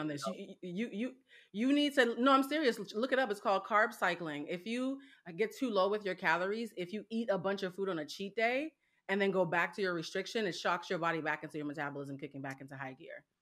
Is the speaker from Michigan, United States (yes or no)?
no; Boston, Massachusetts, United States; I am from Boston, Massachusetts